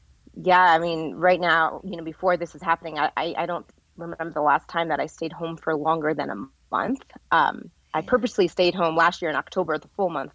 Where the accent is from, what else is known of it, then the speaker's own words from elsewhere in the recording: Rhode Island, United States; also born or lived in Vermont / California; now in Las Vegas, United States; I'm actually from New England. I'm from Rhode Island and grew up skiing in Vermont.